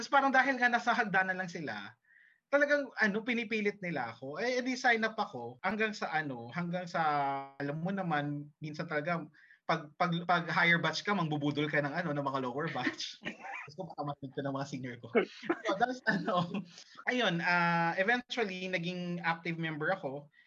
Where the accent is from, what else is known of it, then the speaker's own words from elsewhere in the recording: Jeddah, Makkah Province, Saudi Arabia; Na-experience ko na kasi yun kasi nga lumaki ako sa Jeddah.